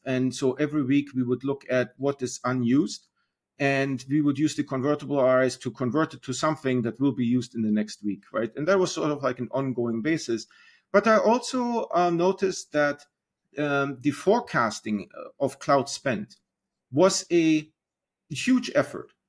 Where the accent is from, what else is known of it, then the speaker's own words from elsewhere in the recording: Germany; moved away as an adult; now in United States; I'm originally from Germany. Um, I came on internship to the United States and then got married and, uh, decided to stay.